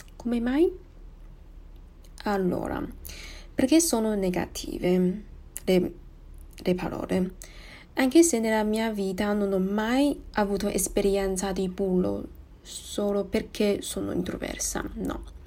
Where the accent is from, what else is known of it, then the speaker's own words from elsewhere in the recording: Taiwan; Italian is a second language; sono di Taiwan